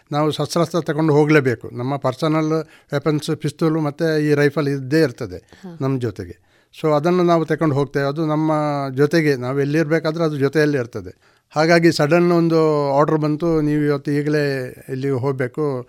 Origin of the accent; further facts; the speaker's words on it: Bantwal, Karnataka, India; ನನ್ನ ಹುಟ್ಟೂರು ಬಂಟ್ವಾಳ ತಾಲೂಕು ಕೆದಿಲ ಗ್ರಾಮದ ಕಂಪ ಎಂಬಲ್ಲಿ